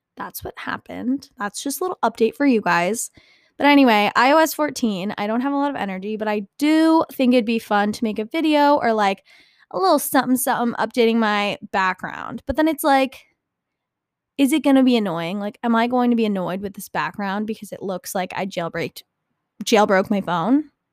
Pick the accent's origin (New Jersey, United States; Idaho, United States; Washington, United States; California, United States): New Jersey, United States; I'm from New Jersey